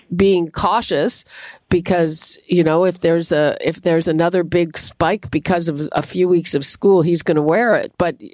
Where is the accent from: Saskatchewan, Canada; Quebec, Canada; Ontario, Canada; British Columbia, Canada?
Quebec, Canada; Montreal; moved away; I grew up in Montreal